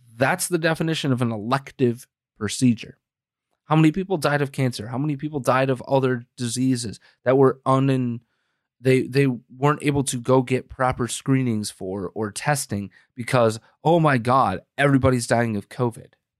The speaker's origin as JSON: {"language": "English", "country": "United States", "said": "we, as the American people"}